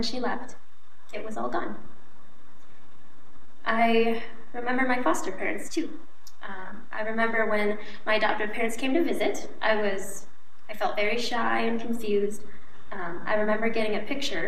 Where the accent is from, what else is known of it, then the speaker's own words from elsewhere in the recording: Wisconsin, United States; moved away as an adult; also born or lived in Bangkok, Thailand; now in Ohio, United States; My adoptive family lives in Wisconsin, and I lived there for about 17 years